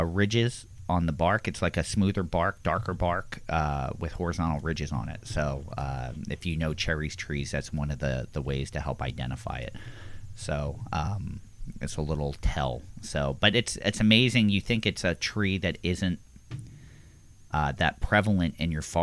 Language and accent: English; Philadelphia, Pennsylvania, United States; growing up in Philadelphia